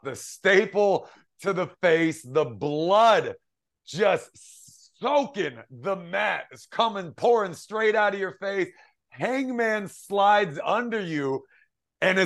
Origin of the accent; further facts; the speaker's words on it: Washington, District of Columbia, United States; my hometown of Washington, D.C.